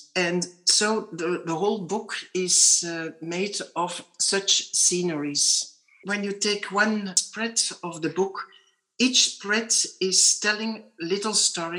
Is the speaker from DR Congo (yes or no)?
yes; DR Congo; born there; English is a second language; that's my little wink, because I was born in Congo